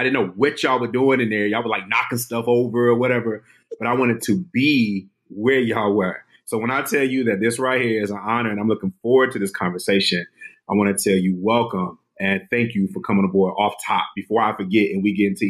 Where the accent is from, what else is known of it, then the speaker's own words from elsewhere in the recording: Detroit, Michigan, United States; moved away; also born or lived in Washington, D.C.; I'm from Detroit.